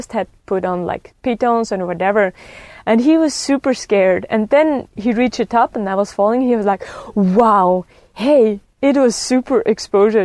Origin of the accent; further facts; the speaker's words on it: Rätikon, Graubünden, Switzerland; I grew up in the Raticon, surrounded by mountains